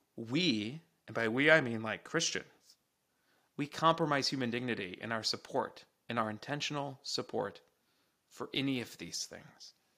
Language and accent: English; United States; as an American